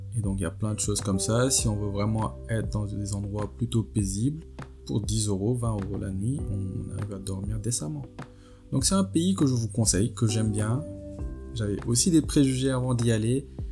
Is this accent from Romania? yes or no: no; Senegal; now in France; mon pays d'origine, le Sénégal et la France où je vis